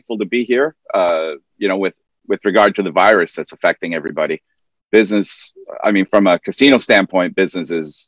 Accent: Okotoks, Alberta, Canada; now in Macau; I'm from a very small town. Well, not so small anymore, but when I was young, a very small town just south of Calgary called Okotoks

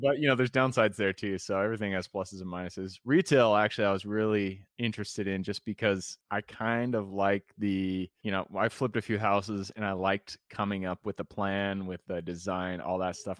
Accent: Enumclaw, Washington, United States; also born or lived in Renton / Seattle; I was born in Renton, I grew up in Enumclaw

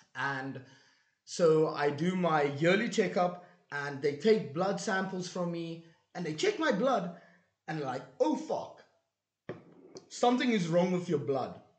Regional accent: South Africa; as a South African

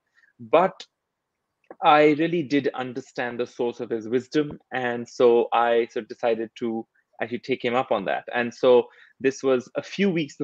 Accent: India; moved away as an adult; I grew up in India

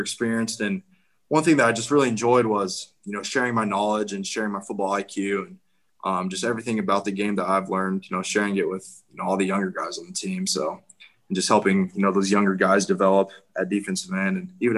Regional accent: Kansas, United States; I'm from Kansas

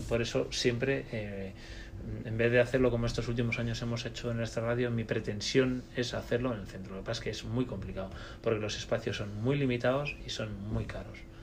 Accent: Spain; nosotros somos españoles

